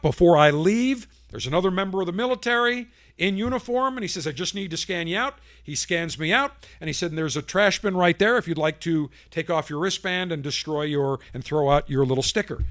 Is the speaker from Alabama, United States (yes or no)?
no; Buffalo, New York, United States; moved away; also born or lived in Tampa; When I grew up in Buffalo